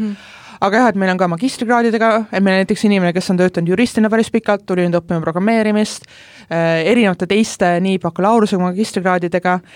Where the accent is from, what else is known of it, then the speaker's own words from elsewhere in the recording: Pärnu County, Estonia; now in Tallinn, Estonia; ma ise olen üldse Pärnumaalt pärit